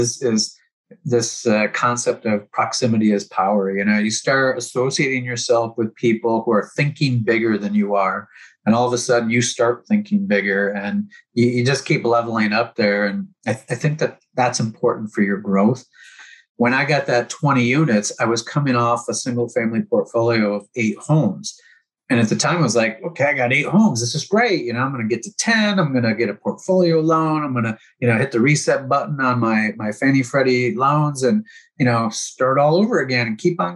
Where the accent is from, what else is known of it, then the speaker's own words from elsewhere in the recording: Houston, Texas, United States; I'm from Houston